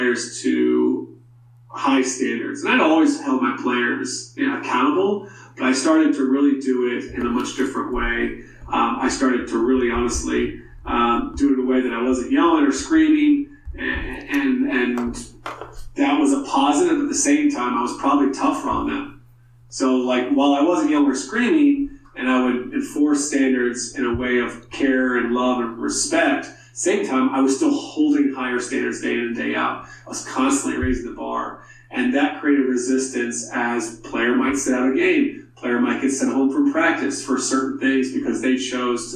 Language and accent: English; South Carolina, United States; growing up in South Carolina and then playing at the University of South Carolina as a walk-on.